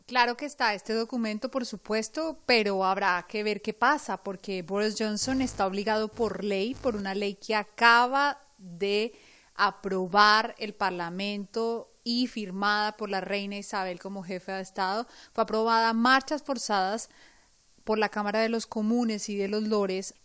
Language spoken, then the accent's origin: Spanish; Colombia; now in London, United Kingdom; Tuve el privilegio de volver a mi tierra, ese país tan hermoso, tan lindo, tan especial.